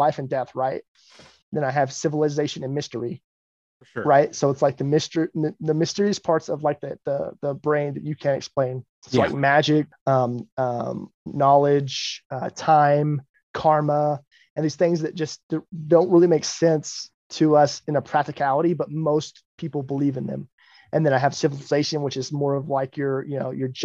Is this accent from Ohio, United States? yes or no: no; Texas, United States; I grew up in the Bible Belt of Texas